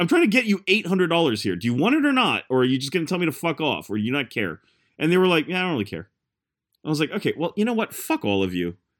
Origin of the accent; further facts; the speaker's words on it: United States; as an American